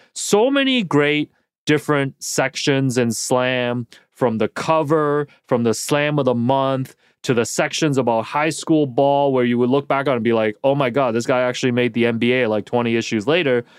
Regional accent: Toronto, Ontario, Canada; as a kid, you know, growing up in Toronto

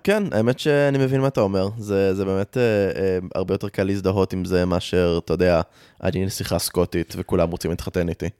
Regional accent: Rehovot, Central District, Israel; also born or lived in United States; אני גדלתי ברחובות

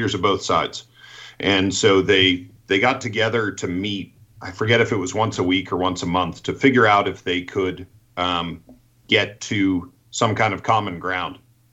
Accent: Rhode Island, United States; moved away; I'm from Rhode Island originally, and in Rhode Island and Massachusetts, it's a very Catholic area

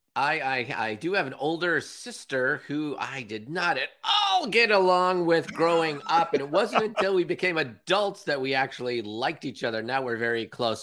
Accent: Villa Park, California, United States; now in Seattle, United States; I grew up in Southern California

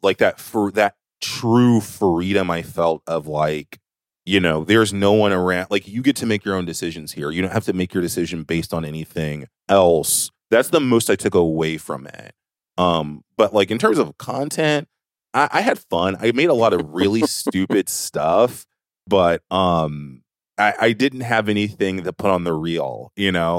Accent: the South, United States; moved away; this grid of the South

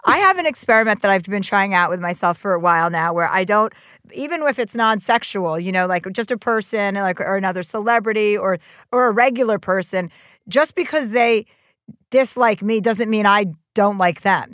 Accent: New Jersey, United States; moved away; I'm from New Jersey

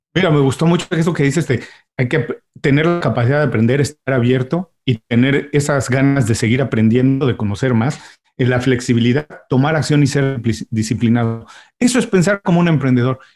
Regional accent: Mexico; now in Miami, United States; soy mexicano, tengo ya unos años viviendo en Miami, pero cuando vivíamos todos en México

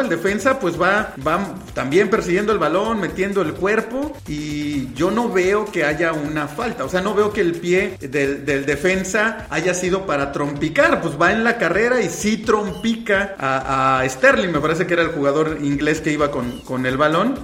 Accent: Mexico; acá en México

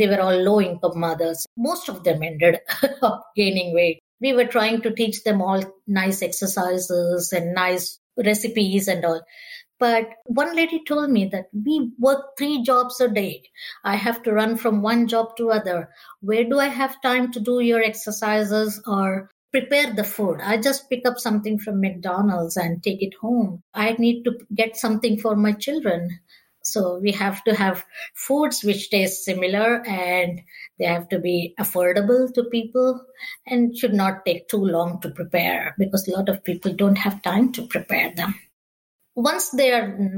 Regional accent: India; now in United States; I'm from India originally

